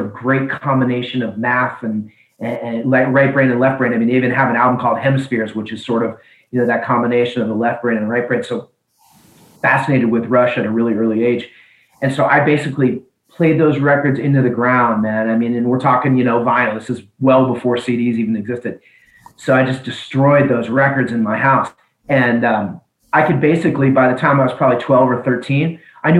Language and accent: English; Seattle, Washington, United States; I really grew up in the 80s in Seattle